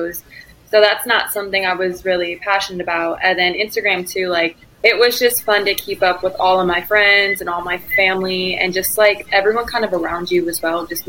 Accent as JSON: {"language": "English", "town": "Batavia", "region": "Illinois", "country": "United States", "tie": "born or raised there", "also_born_or_lived": "Stillwater, Oklahoma", "moved": "as an adult", "said": "I am from Batavia, Illinois, grew up."}